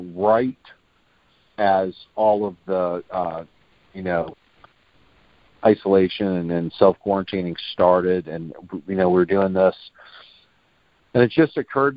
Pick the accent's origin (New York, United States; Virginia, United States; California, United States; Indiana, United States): Virginia, United States; Virginia Beach; moved away; also born or lived in Tampa, Florida; I'm from Virginia Beach